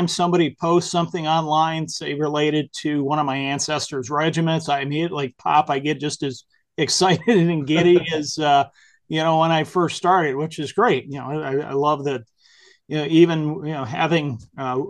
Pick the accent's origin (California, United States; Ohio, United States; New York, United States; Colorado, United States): Ohio, United States; Whitehouse; also born or lived in Toledo, Ohio; I'm from Northwestern Ohio, grew up in a little town called White House, which is not so little anymore, but it was pretty little when I was growing up, and then in Toledo as well.